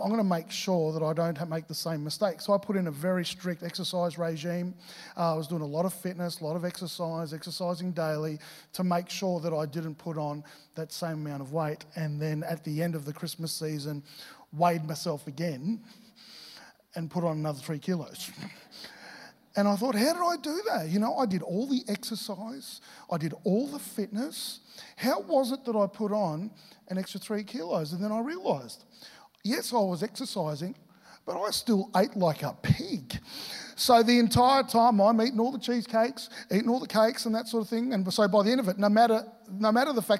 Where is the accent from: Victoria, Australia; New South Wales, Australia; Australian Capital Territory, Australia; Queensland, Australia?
Victoria, Australia; moved away as an adult; now in Gold Coast, Australia; I originally grew up in Victoria